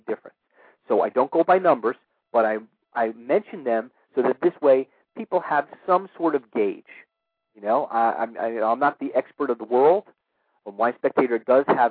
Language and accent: English; New York City, New York, United States; my hometown of New York City